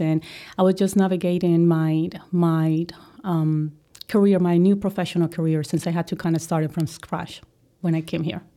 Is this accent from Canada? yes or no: no; Colombia; English is a second language; moved away as an adult; now in United States; I am a girl from Colombia